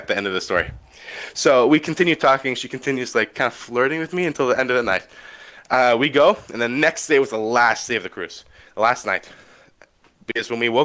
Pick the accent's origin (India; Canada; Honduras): Canada; I'm Canadian